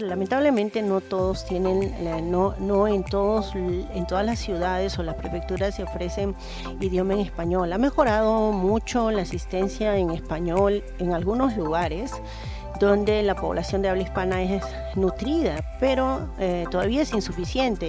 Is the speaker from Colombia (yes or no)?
no; Peru; moved away as an adult; now in Kobe, Japan; soy peruana, descendiente de segunda generación, Nikkei